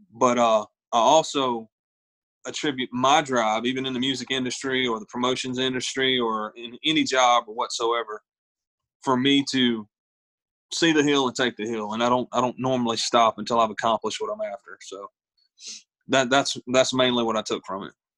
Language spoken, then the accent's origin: English; Ninety Six, South Carolina, United States; whenever I was growing up, I, I, come from a little town called 96, South Carolina